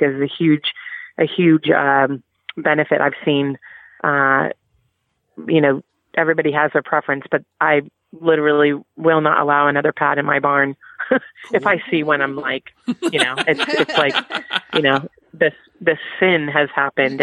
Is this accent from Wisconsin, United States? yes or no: no; California, United States; I grew up in California, where reining and the sports medicine boots were very popular.